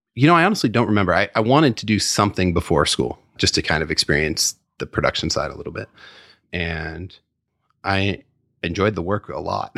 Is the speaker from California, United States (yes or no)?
yes; San Francisco, California, United States; also born or lived in Petaluma; I grew up in San Francisco and then, uh, moved up to Petaluma when I was, I don't know, ten, eleven, something like that.